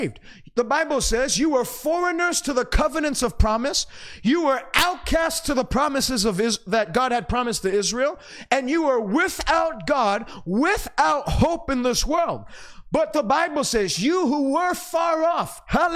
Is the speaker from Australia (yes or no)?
no; Canada; as a Canadian